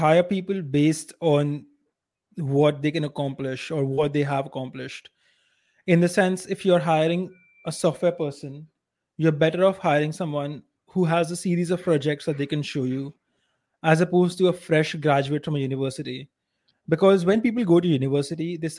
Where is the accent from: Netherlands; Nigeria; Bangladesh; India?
India; accent: Indian